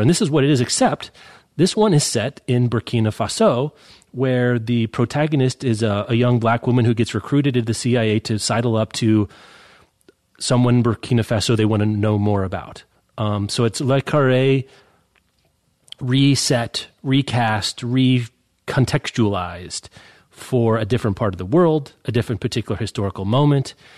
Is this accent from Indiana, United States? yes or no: no; Lawrence, Kansas, United States; my hometown, Lawrence